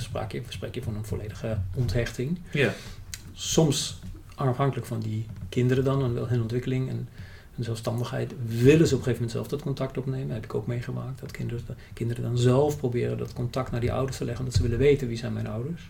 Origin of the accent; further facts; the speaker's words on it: Germany; Dutch is a second language; moved away as an adult; also born or lived in United Kingdom; now in Netherlands; ik ben in Duitsland opgegroeid